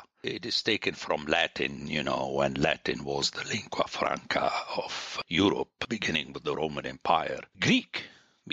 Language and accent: English; Lebanon; moved away; I grew up in Lebanon, where French, until now, is not a second language